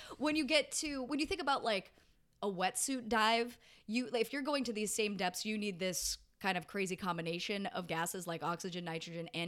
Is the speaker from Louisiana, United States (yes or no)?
no; Colorado, United States; Growing up in Colorado, they made us do a lot of fucking line dancing and shit as in grade school